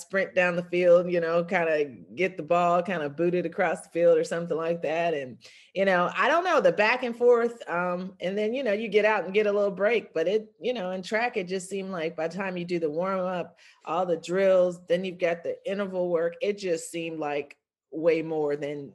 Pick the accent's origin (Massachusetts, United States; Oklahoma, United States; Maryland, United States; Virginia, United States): Virginia, United States; also born or lived in Fort Leavenworth, Kansas; I grew up in Virginia